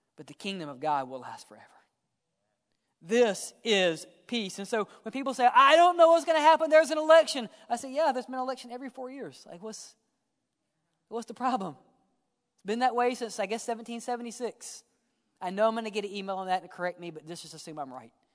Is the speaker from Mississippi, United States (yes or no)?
yes; Mississippi, United States; I grew up in Mississippi